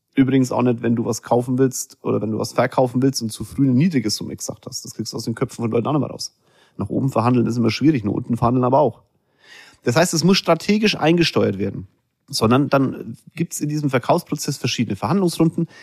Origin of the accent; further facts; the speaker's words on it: Germany; Wir Deutschen